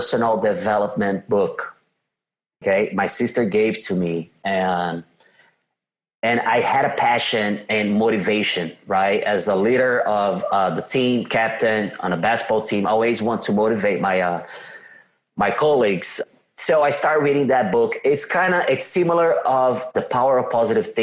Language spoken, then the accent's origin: English; São Paulo, Brazil; accent: Brazilian; English is a second language; now in United States; I am from São Paulo, Brazil. São Paulo is just like a New York City, let's say like that. You can tell by my badass accent that I'm from Brazil